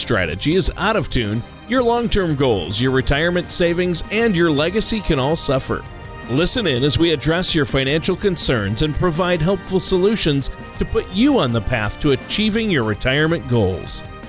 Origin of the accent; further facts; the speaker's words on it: Worthington, United States; Spend a couple of days in my hometown of Worthington.